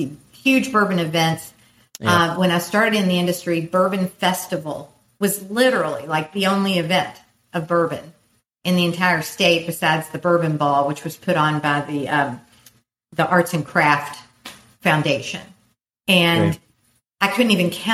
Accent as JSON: {"language": "English", "region": "Kentucky", "country": "United States", "tie": "born or raised there", "said": "growing up in Kentucky, we had something special that nobody could duplicate"}